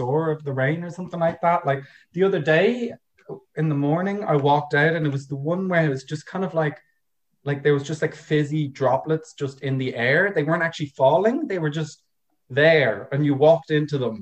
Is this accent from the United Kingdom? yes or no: no; Dublin, Leinster, Ireland; now in Ennis, Ireland; I've always been from Ireland. I mean, but I'm from Dublin, which is on the other side